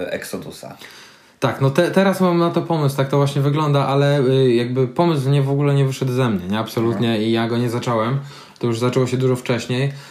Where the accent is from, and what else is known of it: Tricity, Pomeranian Voivodeship, Poland